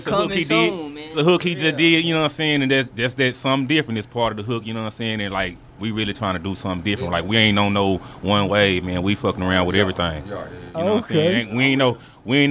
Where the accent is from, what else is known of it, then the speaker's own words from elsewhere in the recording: Dallas, Texas, United States; I'm from the Cliff, but I lived in the west, too